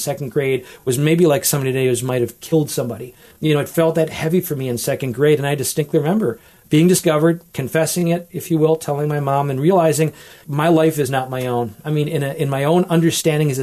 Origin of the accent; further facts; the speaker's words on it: Wisconsin, United States; now in Toledo, United States; I grew up with in Wisconsin.